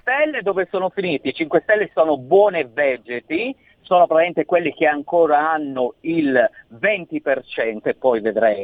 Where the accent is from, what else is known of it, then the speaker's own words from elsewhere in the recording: Florence, Tuscany, Italy; io sono di Firenze